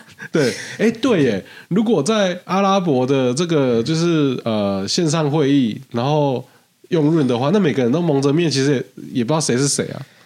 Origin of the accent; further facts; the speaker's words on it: Tainan, Taiwan; 我们台南人，你跟我说早餐不重要，我跟你拼命